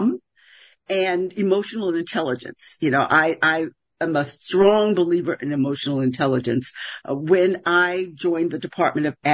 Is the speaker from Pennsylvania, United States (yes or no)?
yes; Philadelphia, Pennsylvania, United States; I'm from West Philadelphia